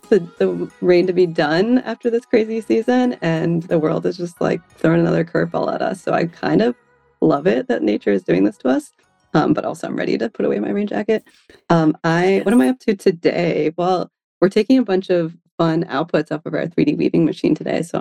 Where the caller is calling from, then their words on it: San Francisco, California, United States; I am calling from San Francisco today.